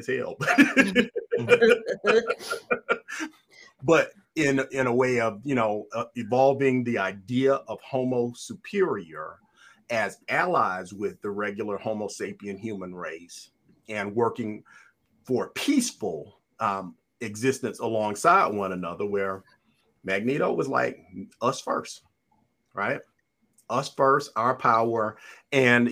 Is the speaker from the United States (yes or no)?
yes; Atlanta, Georgia, United States; being born and raised in Atlanta, child of the civil rights movement